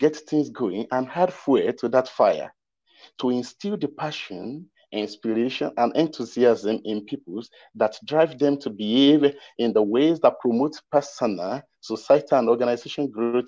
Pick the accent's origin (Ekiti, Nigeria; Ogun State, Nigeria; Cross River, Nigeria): Ekiti, Nigeria; I'm from Ekiti State, Southwest Nigeria.